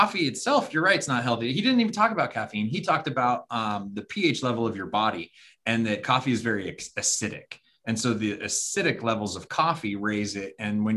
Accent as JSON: {"language": "English", "region": "Arizona", "country": "United States", "said": "we're from Arizona"}